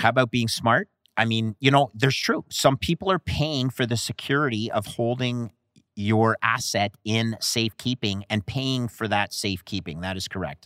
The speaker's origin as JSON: {"language": "English", "country": "Canada", "said": "Canada, my home country"}